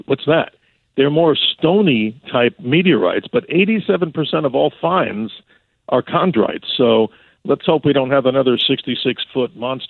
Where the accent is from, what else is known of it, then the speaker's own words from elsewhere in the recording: New York, United States; moved away; I grew up there back in New York, and my friend and I used to hang around by the WABC antenna where we used to go fishing in the swamp.